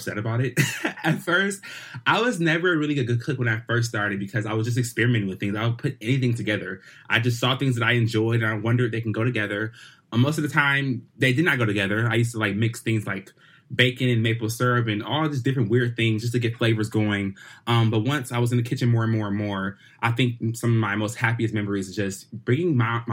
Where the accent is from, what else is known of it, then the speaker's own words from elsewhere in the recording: Detroit, Michigan, United States; I'm black and I'm country and I'm from Detroit